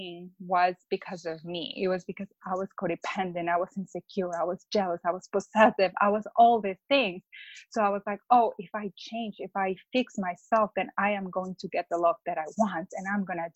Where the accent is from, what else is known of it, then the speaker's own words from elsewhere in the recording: Mexico; now in Chicago, United States; I'm from Mexico, but I live in Chicago